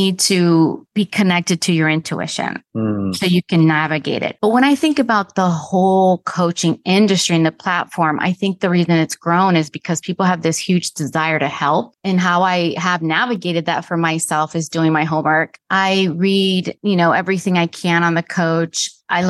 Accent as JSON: {"language": "English", "country": "Dominican Republic", "tie": "born or raised there", "moved": "yes", "lives_now": "United States", "said": "I was born in the Dominican Republic. Somehow my dad got us to America. I'm an immigrant"}